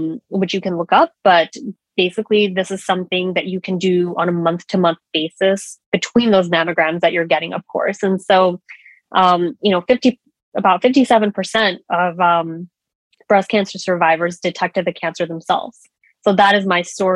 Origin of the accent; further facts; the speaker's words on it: New York, United States; moved away as an adult; also born or lived in Washington, D.C.; I am a born and raised New Yorker